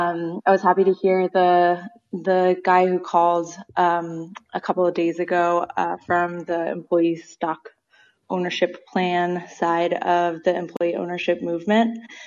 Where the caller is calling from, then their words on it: Boston, Massachusetts, United States; I'm calling from Boston.